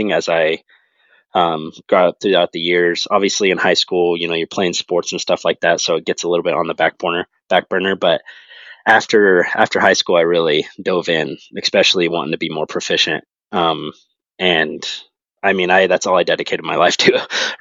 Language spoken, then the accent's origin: English; Western Oregon, United States; moved away; I'm from Western Oregon. So grew up hunting Roosevelts and Blacktails